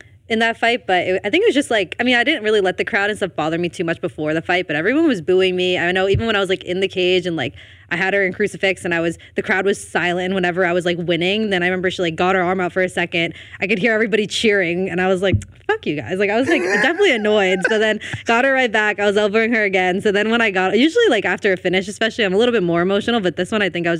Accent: Elmwood Park, New Jersey, United States; I'm from Elmwood Park, New Jersey

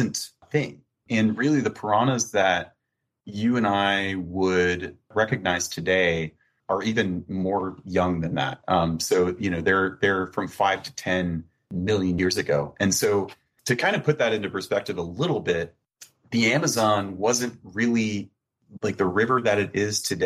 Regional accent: Florida, United States; moved away; I'm like originally from Florida

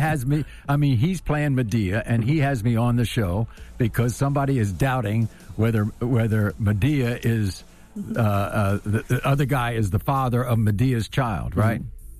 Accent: Washington, District of Columbia, United States; I grew up in Washington, D.C., so I'm kind of a local kid, and I've been around government most of my life.

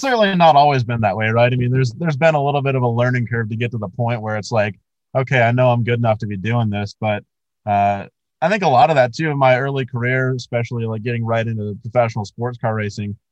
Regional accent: Colorado Springs, Colorado, United States; growing up in Colorado Springs, like I, I look at Pikes Peak every single morning when I wake up.

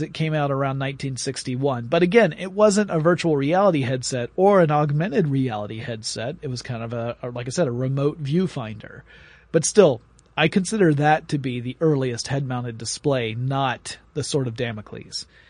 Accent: Atlanta, Georgia, United States; my hometown, Atlanta, Georgia

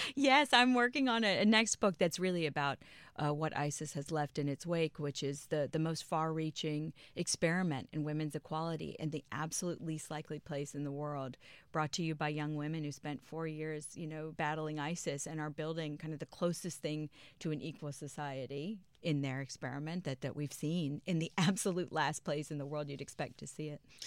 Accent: Prince George's County, Maryland, United States; I grew up in Maryland

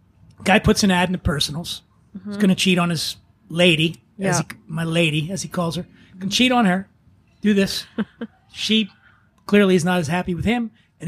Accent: Philadelphia, Pennsylvania, United States; when I was a kid, I grew up poor in Philly.

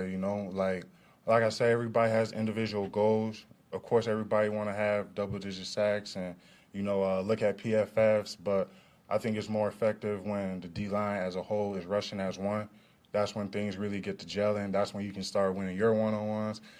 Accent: Detroit, Michigan, United States; You know, I'm from Detroit. You know, grew up a Detroit fan base kid. You know, Pistons, Tigers, Lions, Red Wings, all of them teams.

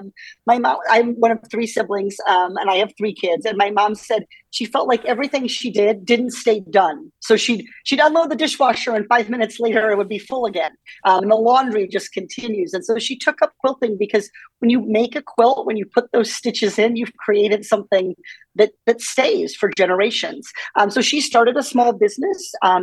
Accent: Iowa, United States; Well, growing up in Iowa, I think one of the things that you learn is how much politicians want to talk to you during campaign season.

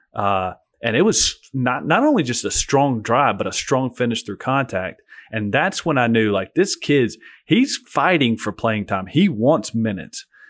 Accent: Alabama, United States; I'm stuck in my home state

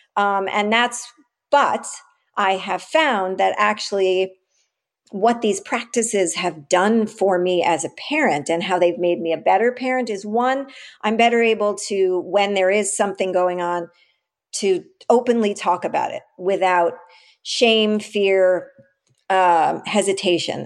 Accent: New York City, New York, United States; I grew up in the West Village in the, you know, late seventies, early eighties, nineties

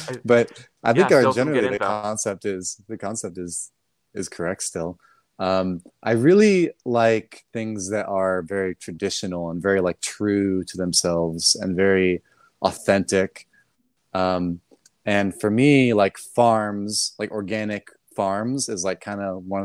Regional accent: Orange County, Southern California, United States; I grew up in Orange County in Southern California.

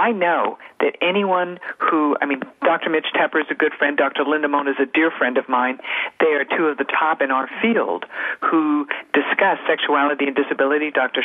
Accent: Canada; I was born and raised in Canada

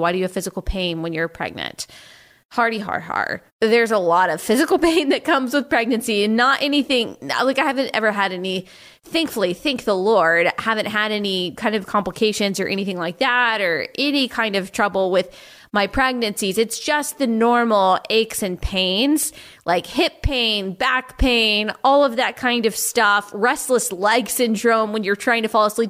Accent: Texas, United States; I'm from Texas

